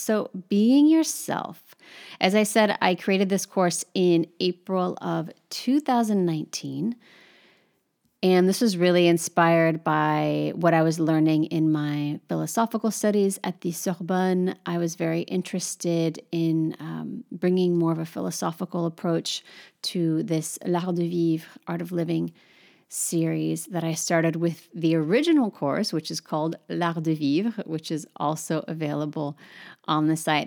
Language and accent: English; United States; now in Paris, France; My experience as an American living in Paris